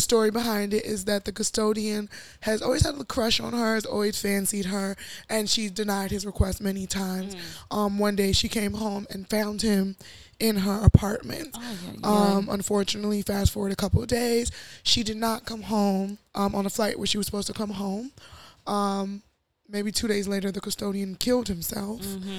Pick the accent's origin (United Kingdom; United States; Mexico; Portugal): Portugal; Lisbon; born there; Oh, you know, I was born in Lisbon, and...